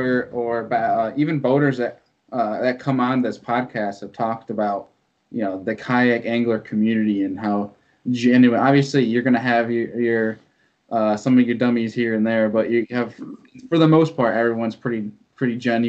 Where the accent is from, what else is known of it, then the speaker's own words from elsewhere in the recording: New York, United States; I'm from New York